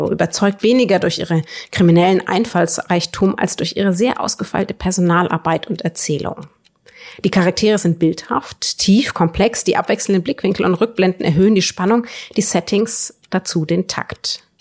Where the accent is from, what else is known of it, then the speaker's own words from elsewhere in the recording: Northern Germany, Germany; etwas, was mir ja, als Norddeutsche ja leider in der Realität auch völlig abgeht